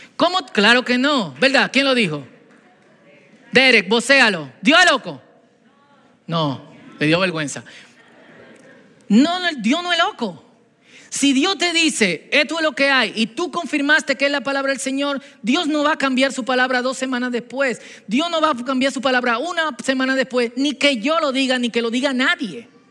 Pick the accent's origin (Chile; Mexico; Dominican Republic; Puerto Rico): Dominican Republic; Antes de dominicanos somos cristianos